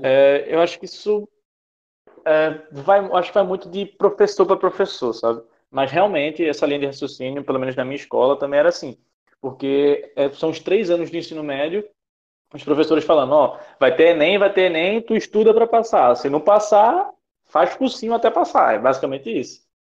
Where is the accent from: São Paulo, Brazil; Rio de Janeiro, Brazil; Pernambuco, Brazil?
Pernambuco, Brazil; Recife; moved away as an adult; now in João Pessoa, Brazil; eu não, não sou daqui, eu sou de Recife, então fiz toda a minha, minha vida escolar em Recife